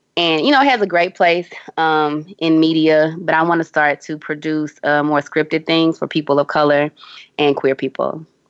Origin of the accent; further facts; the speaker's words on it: Houston, Texas, United States; my hometown, Houston, Texas